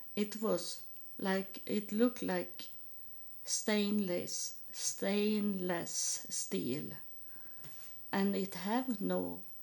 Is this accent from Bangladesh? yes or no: no; Sweden; English is a second language; moved away; I am from Sweden and I am a Lutheran